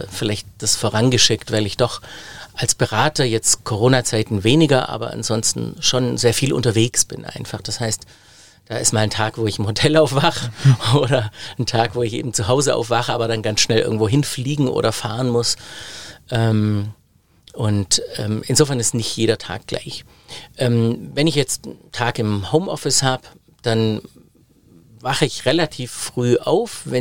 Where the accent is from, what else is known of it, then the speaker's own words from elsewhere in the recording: Biberach an der Riss, Baden-Württemberg, Germany; Hatte ein super Angebot von der Volkshochschule in Biberach an der Riss, meine Heimatstadt